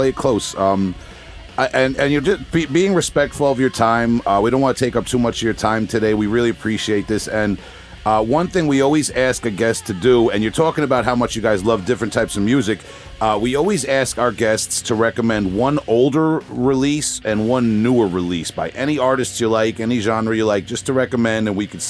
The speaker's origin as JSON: {"language": "English", "region": "New York", "country": "United States", "said": "I'm from New York"}